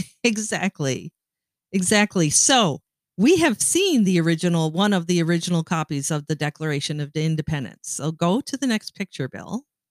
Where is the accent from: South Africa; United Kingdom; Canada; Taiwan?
Canada; now in United States; I am Canadian.